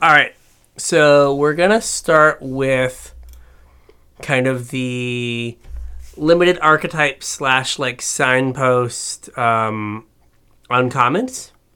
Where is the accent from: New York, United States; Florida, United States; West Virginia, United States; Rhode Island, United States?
West Virginia, United States; I'm from West Virginia